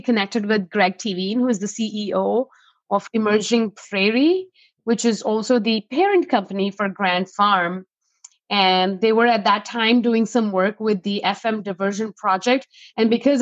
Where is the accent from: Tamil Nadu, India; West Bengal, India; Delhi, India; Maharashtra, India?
Delhi, India; New Delhi; moved away as an adult; now in Fargo, United States; I'm originally from New Delhi, India. I came to North Dakota for a school.